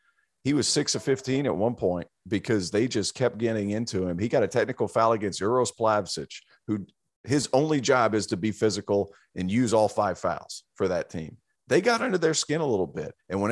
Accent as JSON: {"language": "English", "region": "Tennessee", "country": "United States", "said": "I am from Tennessee."}